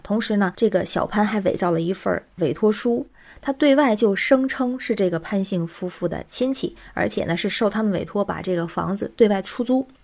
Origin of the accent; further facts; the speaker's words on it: Tianjin, China; now in Beijing, China; 我是天津人，在北京